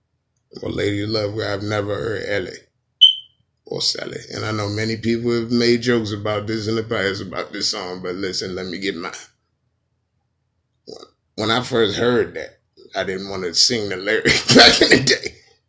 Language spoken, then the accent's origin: English; New York, United States; I'm angry and I'm from New York anyway.